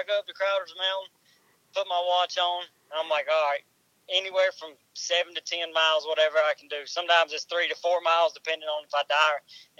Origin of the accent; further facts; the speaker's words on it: Stanley, North Carolina, United States; accent: southern; I'm from Stanley, North Carolina, which is a small town probably 40 minutes south of Charlotte.